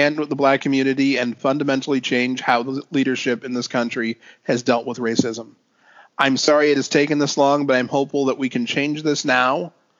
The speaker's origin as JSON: {"language": "English", "town": "Minneapolis", "region": "Minnesota", "country": "United States", "tie": "born or raised there", "said": "Growing up outside of Minneapolis, I always felt sheltered from racism."}